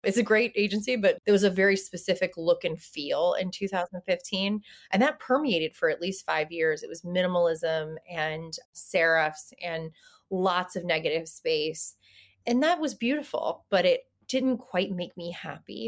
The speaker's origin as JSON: {"language": "English", "region": "the South", "country": "United States", "said": "I'm from the South."}